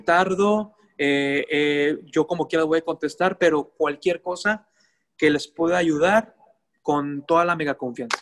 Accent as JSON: {"language": "Spanish", "country": "Mexico", "said": "mi vida, mi tierra, mi esencia"}